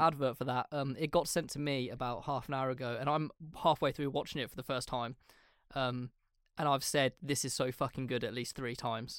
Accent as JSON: {"language": "English", "region": "England", "country": "United Kingdom", "said": "we're English"}